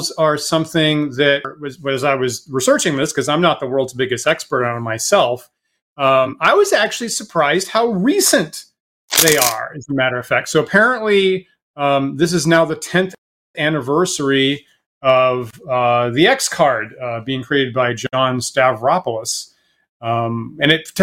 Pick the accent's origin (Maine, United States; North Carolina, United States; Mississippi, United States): Maine, United States; I'm in Maine